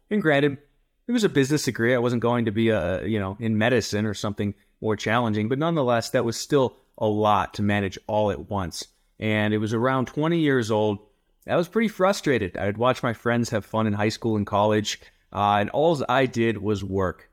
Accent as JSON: {"language": "English", "region": "rural Ohio", "country": "United States", "tie": "born or raised there", "moved": "yes", "lives_now": "Colorado Springs, United States", "said": "I originally from rural Ohio, a joke that I grew up in a cornfield"}